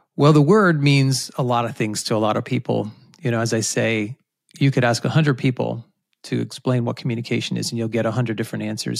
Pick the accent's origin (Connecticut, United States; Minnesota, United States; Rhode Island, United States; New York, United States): Rhode Island, United States; I grew up in Rhode Island, which is a place where not many people are from, but I had a great childhood there